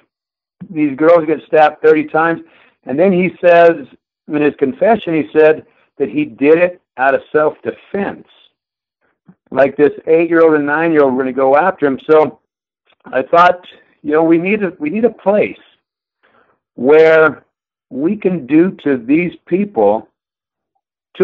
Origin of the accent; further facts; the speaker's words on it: southeast New Mexico, United States; also born or lived in Durango, Colorado; now in Billings, United States; I was born in Durango, Colorado. I grew up on the plains of southeast New Mexico, about walking distance from the border of Texas